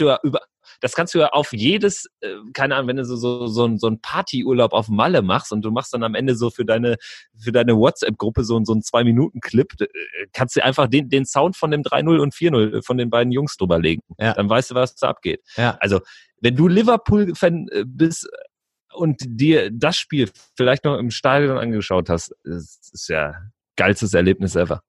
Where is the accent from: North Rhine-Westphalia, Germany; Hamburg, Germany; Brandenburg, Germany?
North Rhine-Westphalia, Germany; ich komme auch aus Westfalen